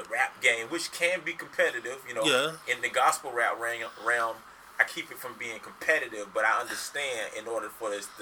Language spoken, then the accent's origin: English; St. Augustine, Florida, United States; St. Augustine is my hometown